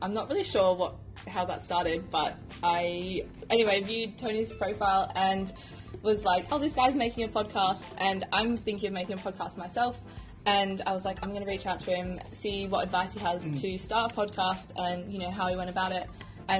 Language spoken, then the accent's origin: English; Toowoomba, Queensland, Australia; Well, all my family is still back in Queensland, so I think, I haven't lived in Toowoomba now for like 6 years